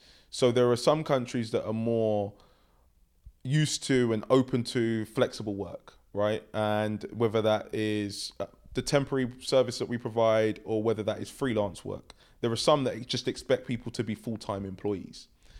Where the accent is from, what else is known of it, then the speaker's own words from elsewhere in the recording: London, United Kingdom; I grew up in London. I have three sisters.